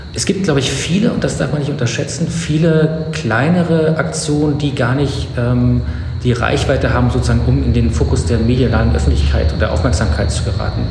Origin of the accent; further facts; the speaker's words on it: East Germany, Germany; also born or lived in Potsdam; ich bin in der DDR groß geworden